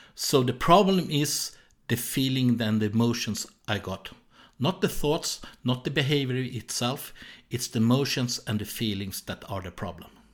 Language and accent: English; Sweden; accent: Swedish; English is a second language; I was born in Sweden, so that's why I have this strange accent